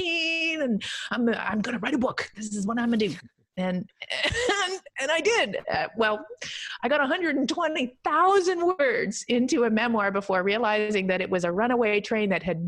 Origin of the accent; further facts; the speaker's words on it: Canada; I'm Canadian